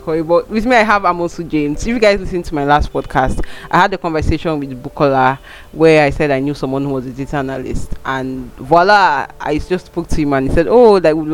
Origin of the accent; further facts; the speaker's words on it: Nigeria; as we are navigating this 20 plus life as a Nigerian